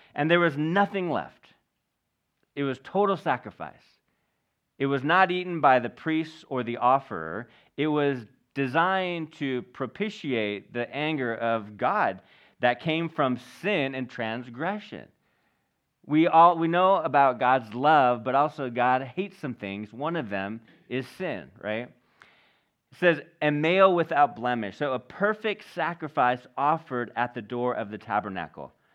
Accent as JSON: {"language": "English", "country": "United States", "said": "we're American."}